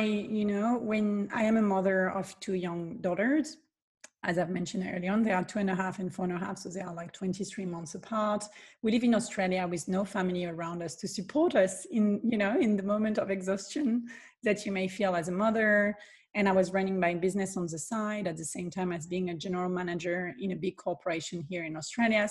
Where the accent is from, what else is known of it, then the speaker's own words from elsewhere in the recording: southern France, France; I am born and raised in the south of France